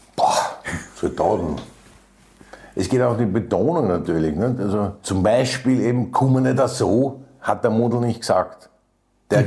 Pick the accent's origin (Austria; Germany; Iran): Austria; Vienna; also born or lived in Bregenz; Also ich bin in einer Kaserne in der Leopoldstadt aufgewachsen